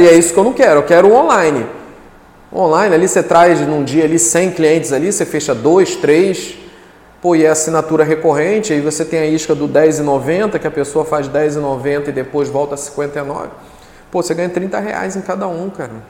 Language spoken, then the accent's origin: Portuguese; Duque de Caxias, Rio de Janeiro, Brazil; moved away as an adult; now in Guarapari, Brazil; eu sou sou carioca, né? Sou carioca da Baixada Fluminense